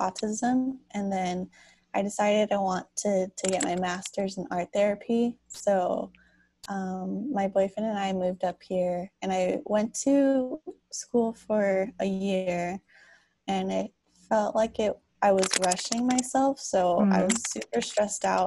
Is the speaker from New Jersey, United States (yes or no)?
no; Los Angeles, California, United States; now in San Jose, United States; I'm originally from Los Angeles, but I moved up to the Bay Area, so now I live in San Jose